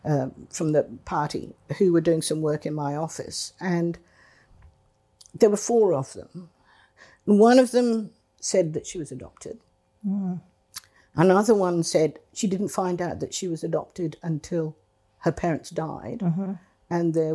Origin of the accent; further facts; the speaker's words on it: England, United Kingdom; also born or lived in India; I was born in India in 1945, and my mother took me to England in 1947, leaving my father behind because he had thrombosis and was ill.